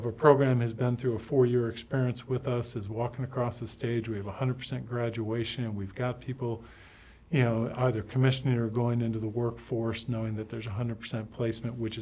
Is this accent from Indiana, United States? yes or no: no; Michigan, United States; moved away; I grew up in Michigan